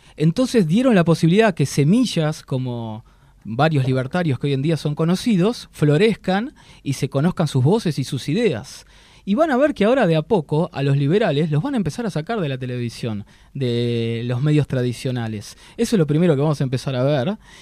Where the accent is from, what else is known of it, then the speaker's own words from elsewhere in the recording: Argentina; Como argentino